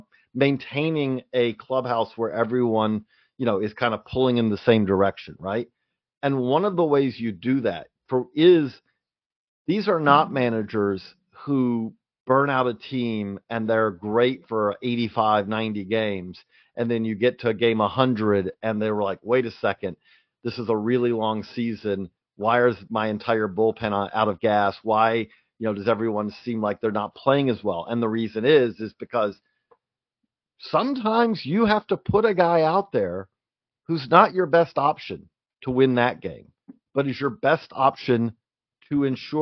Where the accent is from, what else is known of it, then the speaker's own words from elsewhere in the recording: Georgia, United States; moved away; also born or lived in Clarksville; I grew up in Georgia